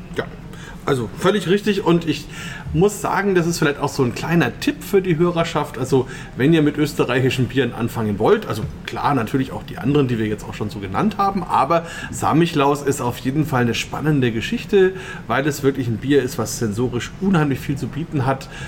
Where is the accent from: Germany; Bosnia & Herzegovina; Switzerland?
Germany; Bamberg, Bavaria; bei uns in Bamberg